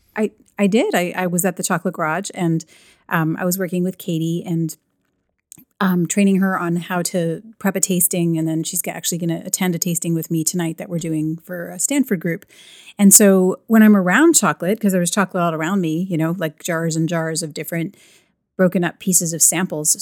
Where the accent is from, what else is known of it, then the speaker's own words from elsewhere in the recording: Canada; I'm Canadian